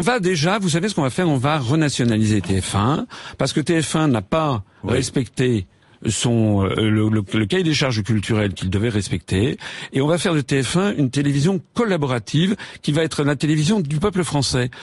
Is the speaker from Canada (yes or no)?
no; France; je suis français.